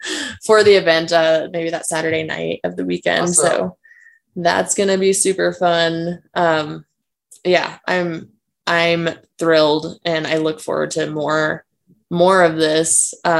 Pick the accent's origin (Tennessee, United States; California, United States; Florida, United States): California, United States; San Clemente; I'm from California too, bro.